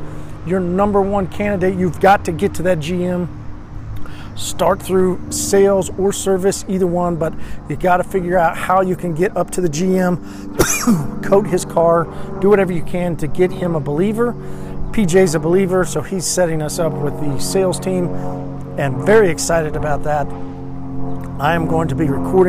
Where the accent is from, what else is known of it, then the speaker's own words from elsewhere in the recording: Oklahoma, United States; accent: Oklahoma drawl; also born or lived in Arkansas; I'm from Oklahoma